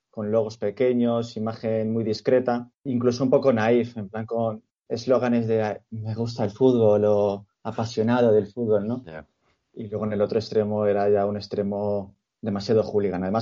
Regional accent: Madrid, Community of Madrid, Spain; Mi relación previa con el fútbol, bueno, yo soy de Madrid y yo era socio y abonado de, uno de los dos grandes, vamos a dejarlo ahí.

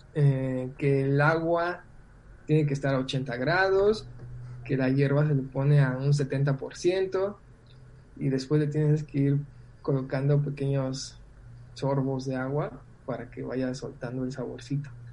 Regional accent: Mexico; moved away as an adult; now in Argentina; dije, de México

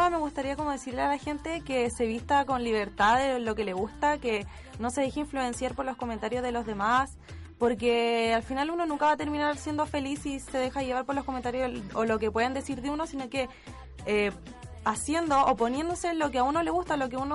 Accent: Santiago, Santiago Metropolitan Region, Chile; Yo soy de acá de Santiago, igual me pasaba eso.

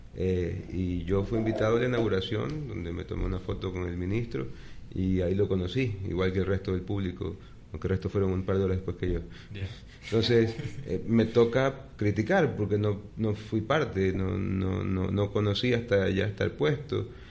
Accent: Guayaquil, Guayas, Ecuador; como guayaquileño

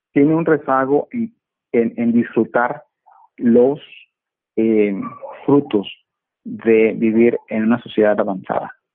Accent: Monterrey, Nuevo León, Mexico; moved away; me encuentro en mi ciudad natal, en Monterrey

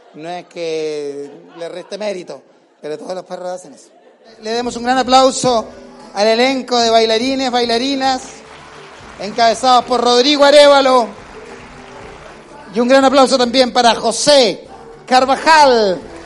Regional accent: Chile; now in Comodoro Rivadavia, Argentina; soy chilena, soy chilena

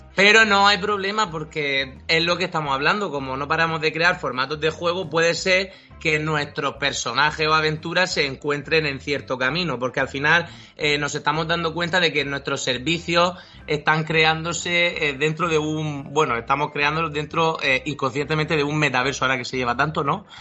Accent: Murcia, Region of Murcia, Spain; moved away as an adult; also born or lived in Madrid; nosotros somos de aquí de Murcia y nos volvimos de Madrid a vivir

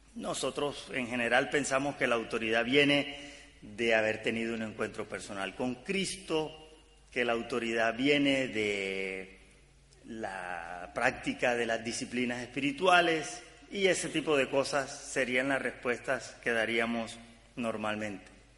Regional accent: Caribbean coast of Colombia, Caribbean Region, Colombia; yo soy de Colombia, del Caribe colombiano, eh, de la costa norte de Colombia

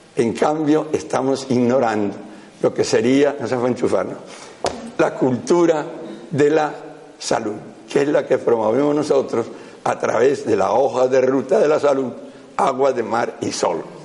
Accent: right bank of the Ebro, Aragon, Spain; yo soy aragonés, yo soy de la ribera derecha del Ebro

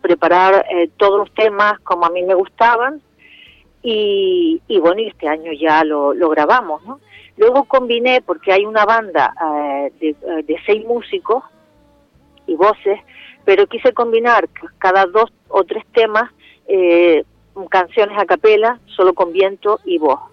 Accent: Canary Islands, Spain; Canarias y por mi tierra

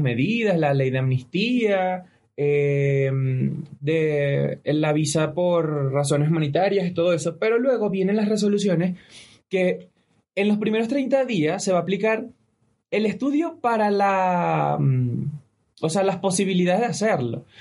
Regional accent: Venezuela; now in Ecuador; somos tres venezolanos que vivimos en Ecuador

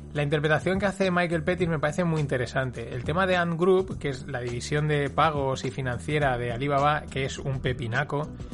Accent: Paterna, Valencian Community, Spain; yo soy alumno de la Salle, de aquí de Paterna

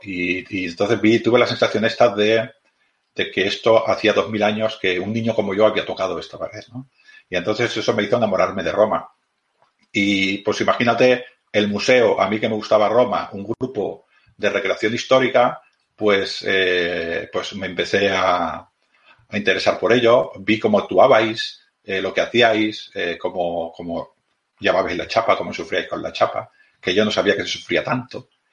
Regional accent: Badalona, Catalonia, Spain; soy de Badalona también, soy de Badalona, yo del mismo Badalona

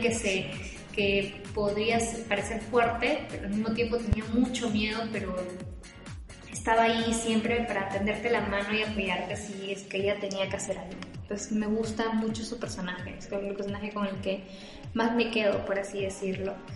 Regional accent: Peru; nosotros como peruanos

